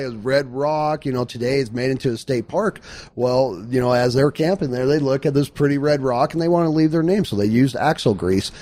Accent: Phoenix, Arizona, United States; I was born and raised in Phoenix, Arizona

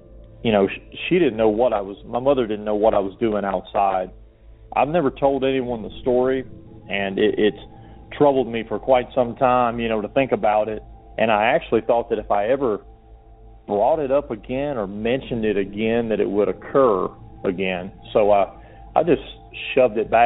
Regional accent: Georgia, United States; moved away; I'm from Georgia originally

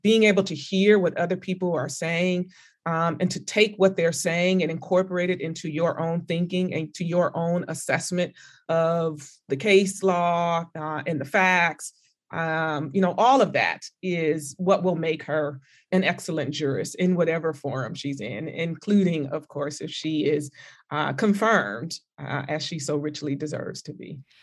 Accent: California, United States; moved away as an adult; I'm from California

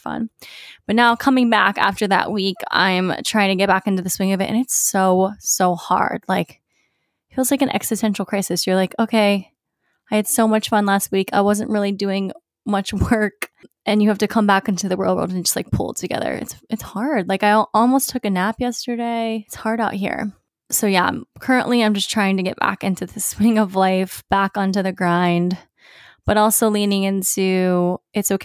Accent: Virginia Beach, Virginia, United States; moved away; going home to my hometown, Virginia Beach.

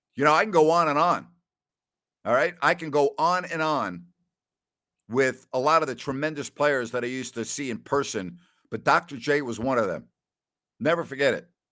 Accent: Long Island, New York, United States; when I was a kid growing up on Long Island.

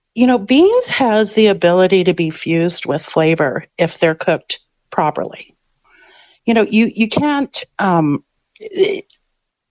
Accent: Winnipeg, Manitoba, Canada; growing up in St. Boniface, my brother worked at the pool hall

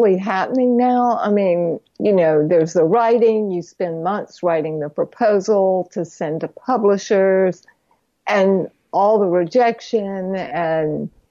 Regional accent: Fayetteville, North Carolina, United States; accent: North Carolina; moved away; I'm originally from Fayetteville, North Carolina

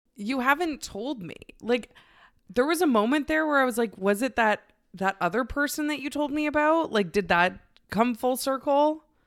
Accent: Canada; I'm a lesbian from Canada

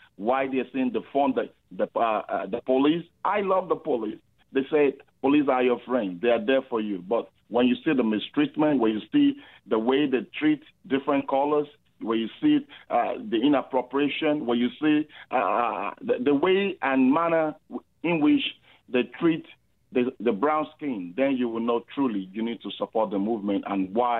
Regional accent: Canada; If truly I'm a Canadian

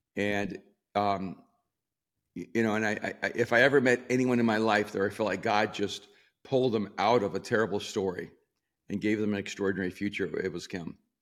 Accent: El Salvador; also born or lived in New York / Miami; now in Los Angeles, United States; I'm from El Salvador, lived in New York and Miami.

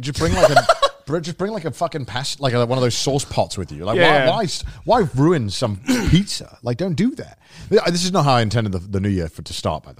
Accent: United Kingdom; now in Japan; we're British men.

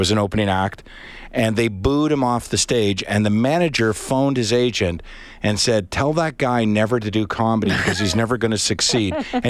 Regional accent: Charlottetown, Prince Edward Island, Canada; moved away; When I grew up in Charlottetown

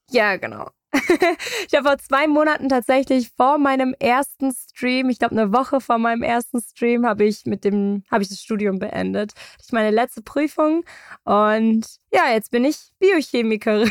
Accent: Munich, Bavaria, Germany; Ich bin groß geworden in München

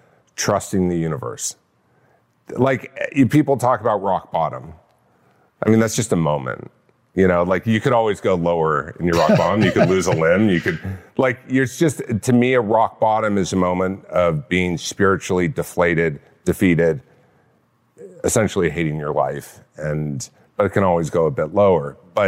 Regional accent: California, United States; Orange County.

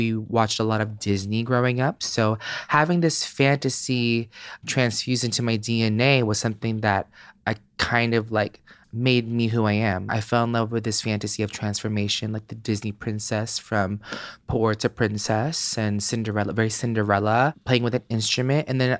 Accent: Philippines; Hell no. I'm Filipino. Like I had to do the shit behind their back.

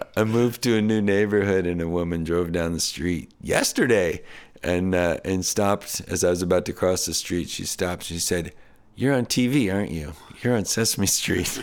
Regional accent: New Hampshire, United States; I grew up in New Hampshire

